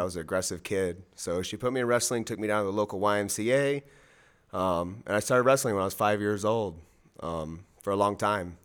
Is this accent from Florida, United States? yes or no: yes; Miami, Florida, United States; I am from Miami, Florida, three oh five till I die, born and raised.